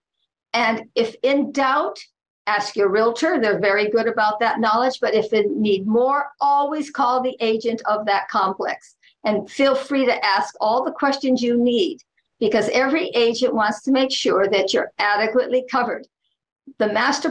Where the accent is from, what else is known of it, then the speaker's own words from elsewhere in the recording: Oahu, Hawaii, United States; I was born and raised on Oahu, and I still live on Oahu